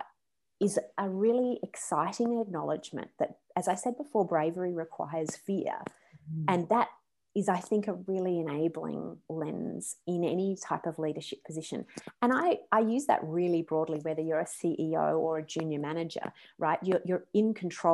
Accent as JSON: {"language": "English", "country": "Australia", "also_born_or_lived": "West Coast, United States", "moved": "as an adult", "said": "I'm Australian."}